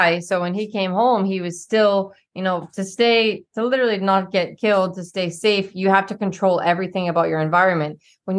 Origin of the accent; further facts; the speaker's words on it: Boston, Massachusetts, United States; now in Texas, United States; I'm from Boston.